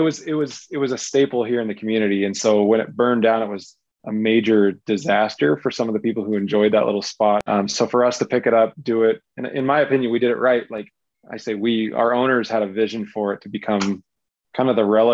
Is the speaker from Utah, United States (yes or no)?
yes; Southern Utah, United States; I grew up in Southern Utah